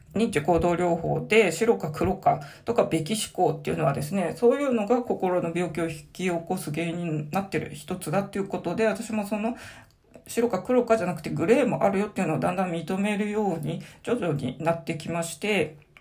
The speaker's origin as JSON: {"language": "Japanese", "town": "Sapporo", "region": "Hokkaido", "country": "Japan", "tie": "born or raised there", "said": "生まれも育ちも札幌40年以上ずっと住んでるんで、まあ、生粋のどさんこ"}